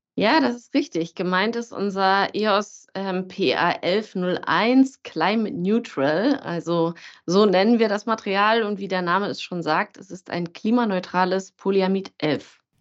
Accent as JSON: {"language": "German", "region": "Berlin", "country": "Germany", "tie": "born or raised there", "moved": "as an adult", "said": "als es mich zurück in meine Heimat Berlin zog"}